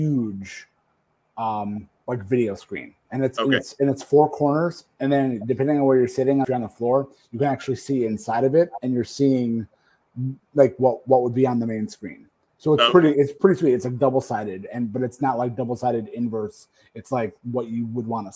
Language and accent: English; Detroit, Michigan, United States; They're coming to my hometown